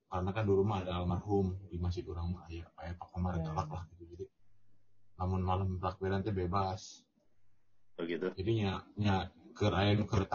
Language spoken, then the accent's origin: Indonesian; Batam, Riau Islands, Indonesia; Kalau gue kan kalau karena gue kan gede di Batam.